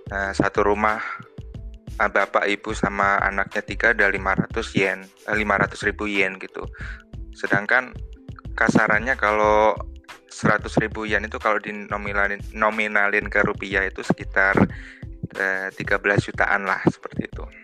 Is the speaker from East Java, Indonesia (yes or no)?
yes; Tulungagung, East Java, Indonesia; now in Tokyo, Japan; aslinya dari Ngunut, Tulungagung, dari Desa Balisono.